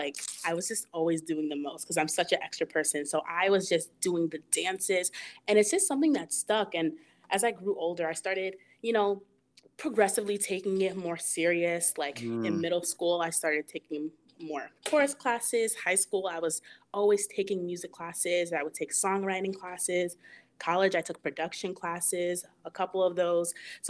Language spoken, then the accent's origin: English; Rockland County, New York, United States; also born or lived in Mount Vernon, New York / Yonkers, New York; So yeah, I'm from New York. grew up in like the suburbs area. Used to go to church in the Bronx all the time. Like I just spent like my whole life in New York, but I was born in Mount Vernon. So like I lived in Yonkers for like a year, maybe like a year or two before we moved out here to Rockland.